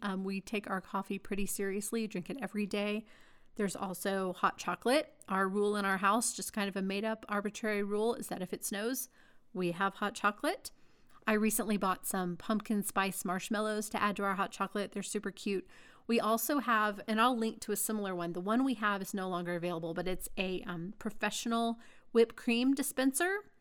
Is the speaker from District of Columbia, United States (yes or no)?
no; Texas, United States; moved away as an adult; now in Denver, United States; I grew up in Texas. I really, I spent my whole life in Texas until I was married, basically